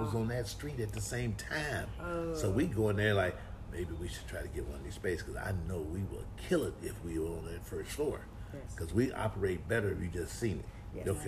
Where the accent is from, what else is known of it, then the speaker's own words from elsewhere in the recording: Detroit, Michigan, United States; I'm from Detroit